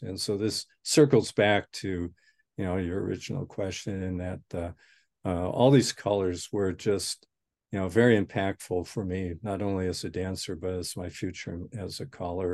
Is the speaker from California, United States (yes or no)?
no; Spokane, Washington, United States; also born or lived in Newton, Massachusetts; I was born and raised in Spokane